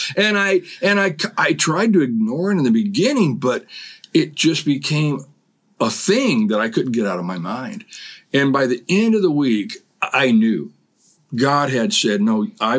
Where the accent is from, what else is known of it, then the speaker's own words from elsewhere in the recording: California, United States; moved away as an adult; also born or lived in Washington; both of us were raised in California. I was born in California.